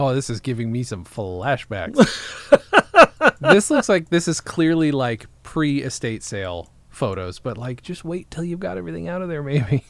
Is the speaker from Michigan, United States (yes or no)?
no; Upstate New York, United States; moved away; Upstate New York.